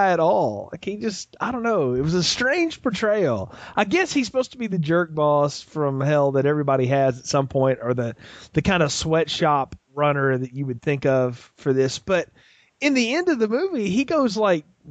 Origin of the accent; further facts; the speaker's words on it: the South, United States; I'm from the South.